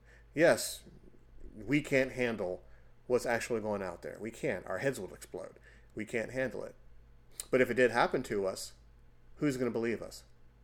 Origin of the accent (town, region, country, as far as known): United States